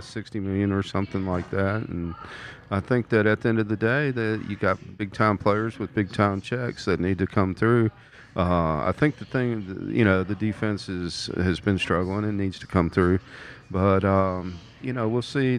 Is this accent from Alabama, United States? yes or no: yes; Mobile, Alabama, United States; also born or lived in Mississippi; I'm from Mobile, Alabama, home of the Senior Bowl every year.